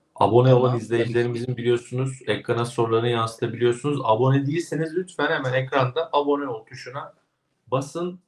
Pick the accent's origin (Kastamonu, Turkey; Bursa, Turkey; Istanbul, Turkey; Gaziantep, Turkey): Kastamonu, Turkey; moved away; Memleketim Kastamonu'ya